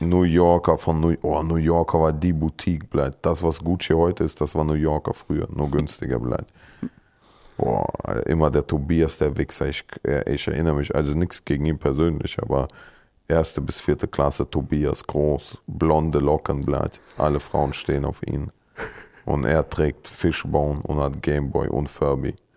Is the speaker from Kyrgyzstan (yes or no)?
yes; Kyrgyzstan; moved away; bei uns in Kirgisistan